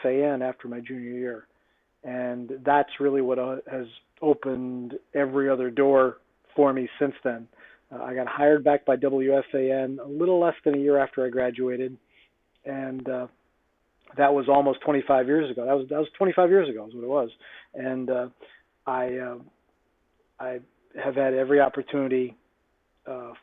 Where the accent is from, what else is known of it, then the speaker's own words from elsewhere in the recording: Middletown, Pennsylvania, United States; also born or lived in State College, Pennsylvania; growing up in Middletown, Pennsylvania